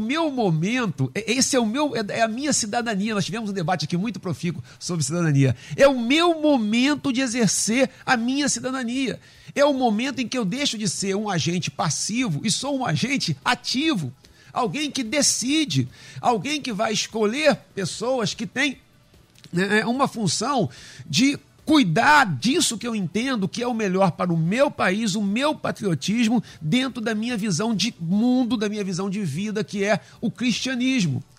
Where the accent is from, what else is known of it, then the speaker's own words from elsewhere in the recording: Brazil; nós temos as nossas características que, que, que nos definem como brasileiros